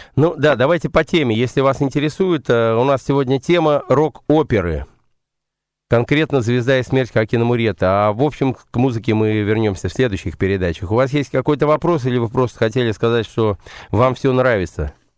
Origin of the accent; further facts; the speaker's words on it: Saratov, Saratov Oblast, Russia; moved away; also born or lived in London; я, собственно, саратовский коренной